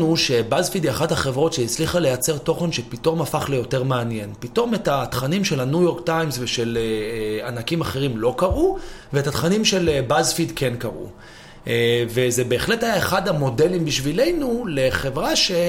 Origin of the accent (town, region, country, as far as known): Israel; also born or lived in New York, United States / London, United Kingdom